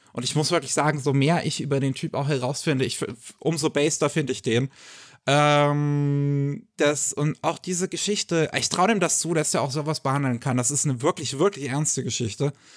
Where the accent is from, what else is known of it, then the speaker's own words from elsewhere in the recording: Germany; bei uns in Deutschland